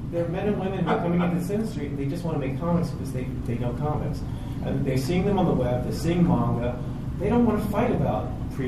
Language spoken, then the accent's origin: English; Staten Island, New York, United States; We're from Staten Island, but...